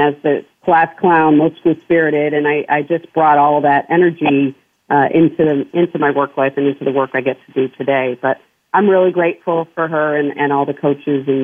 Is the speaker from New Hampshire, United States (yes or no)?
yes; New Hampshire, United States; I grew up in small town New Hampshire on a farm